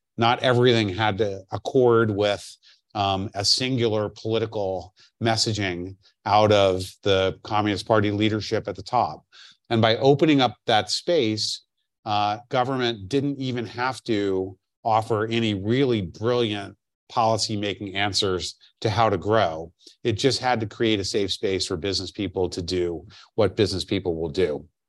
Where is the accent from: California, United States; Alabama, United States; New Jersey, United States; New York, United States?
New York, United States; as a New Yorker